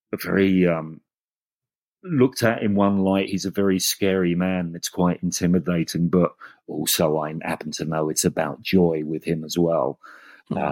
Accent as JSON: {"language": "English", "region": "England", "country": "United Kingdom", "said": "And I'm English"}